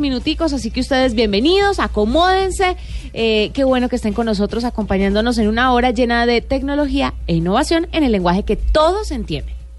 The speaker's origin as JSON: {"language": "Spanish", "region": "Valle del Cauca", "country": "Colombia", "moved": "as an adult", "lives_now": "Bogotá, Colombia", "said": "yo soy del Valle y me vine a vivir acá a trabajar principalmente"}